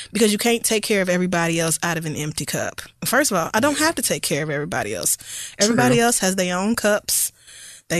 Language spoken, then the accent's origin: English; the Bible Belt, the South, United States; born or raised there